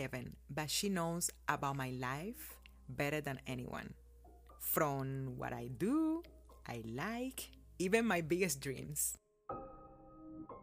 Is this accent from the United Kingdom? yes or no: no; Cuba; born or raised there; now in United States